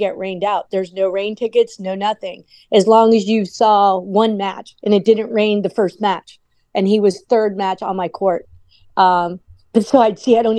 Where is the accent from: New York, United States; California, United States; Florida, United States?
Florida, United States; South; I grew up in South Florida.